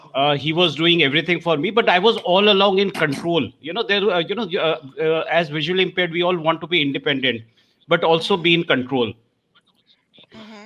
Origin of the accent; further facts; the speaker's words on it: India; accent: Indian; My Indian accent is very different